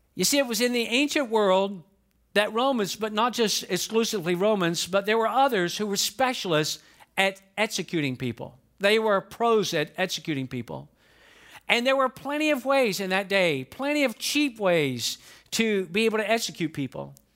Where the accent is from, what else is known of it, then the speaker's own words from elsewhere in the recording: Atlanta, Georgia, United States; moved away as an adult; now in Lakeland, United States; I grew up in Atlanta, Georgia